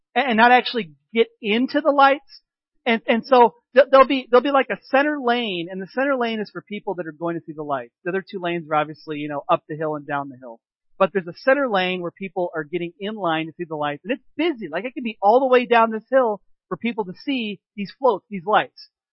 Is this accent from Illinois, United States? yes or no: yes; Peoria, Illinois, United States; now in Three Lakes, United States; growing up in the Peoria area because they have a festival of lights there too